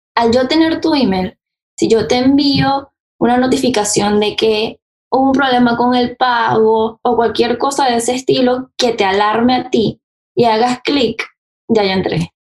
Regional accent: Venezuela; now in United States; soy venezolana, eh, bueno, llevo acá en Estados Unidos viviendo hace 11 años

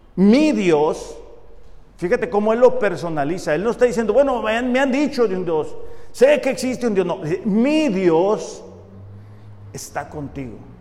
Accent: Mexicali, Baja California, Mexico; soy orgullosamente de Mexicali

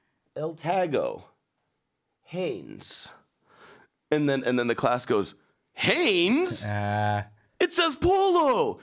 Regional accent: Iran; moved away; I'm from Iran

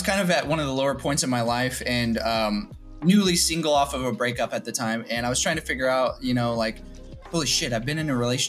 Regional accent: Kansas, United States; moved away as an adult; also born or lived in St. Louis; at the time I was living in a different city, which was St. Louis. I'm from Kansas

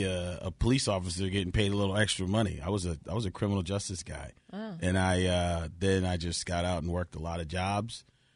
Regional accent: Milton, Massachusetts, United States; So I love how I grew up. Growing up in Milton, being around predominantly Lisas, and then being able to go to the barbershop.

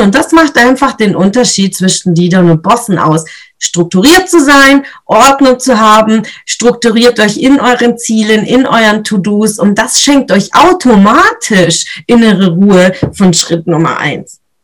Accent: Swabia, Germany; ich bin Schwäbin, also da schafft man im Schwabenland

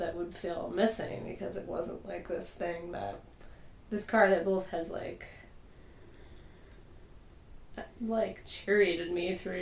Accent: Massachusetts, United States; now in Pittsburgh, United States; I'm from Massachusetts

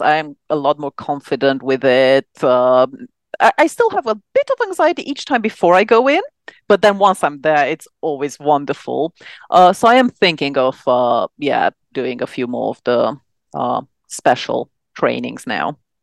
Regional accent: Romania; moved away as an adult; now in London, United Kingdom; back in Romania, which is where I'm from

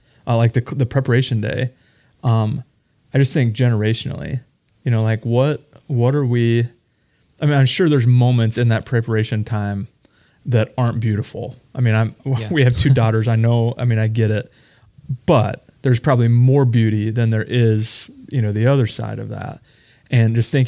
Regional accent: Midwestern American, United States; a Midwestern American

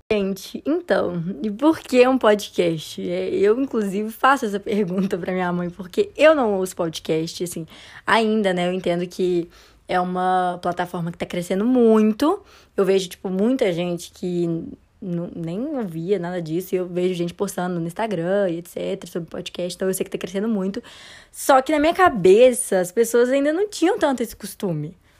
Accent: Belo Horizonte, Minas Gerais, Brazil; moved away as an adult; now in Campinas, Brazil; sou de BH, assim, passei a maior parte da minha vida em BH

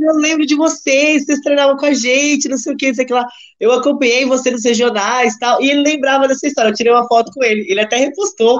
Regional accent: Cabreúva, São Paulo, Brazil; eu sou de Cabreúva

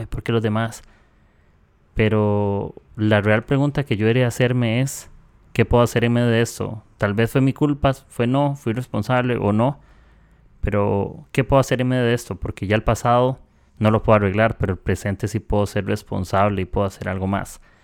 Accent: Costa Rica; soy de Costa Rica

